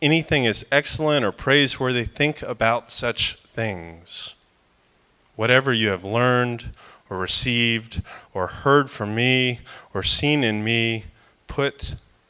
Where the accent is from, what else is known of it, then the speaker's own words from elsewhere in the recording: Florida, United States; I'm from Florida